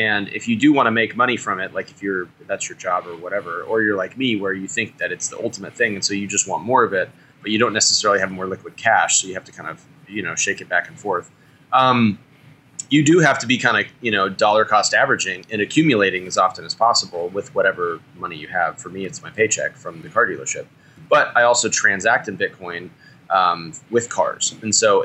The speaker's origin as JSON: {"language": "English", "region": "California", "country": "United States", "also_born_or_lived": "Texas", "said": "As a Californian"}